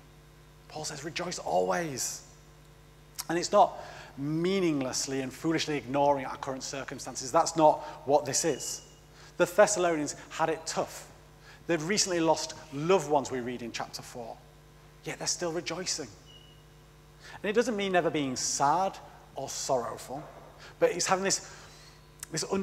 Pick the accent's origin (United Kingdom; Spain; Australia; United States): United Kingdom; I am British.